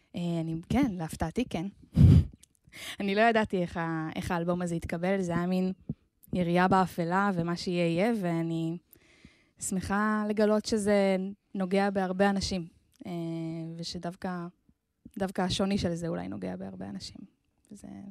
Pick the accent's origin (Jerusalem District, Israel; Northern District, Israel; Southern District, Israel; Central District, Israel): Central District, Israel; Ganei Hadar; נולדתי במושב שנקרא גני הדר, כן. ליד רחובות.